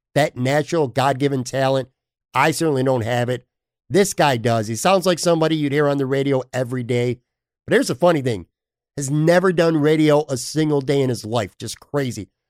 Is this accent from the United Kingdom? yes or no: no; Buffalo, New York, United States; moved away as an adult; now in Florida, United States; I grew up born and raised in Buffalo